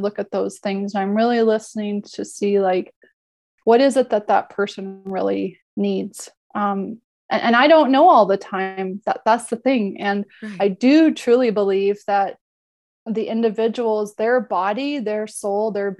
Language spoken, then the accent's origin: English; Alberta, Canada; I grew up in Alberta